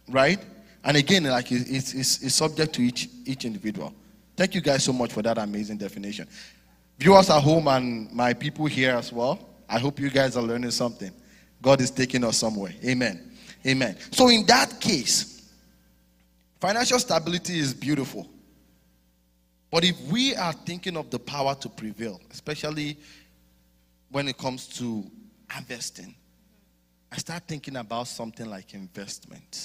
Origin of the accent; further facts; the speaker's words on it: Nigeria; moved away; I'm from Nigeria, back home.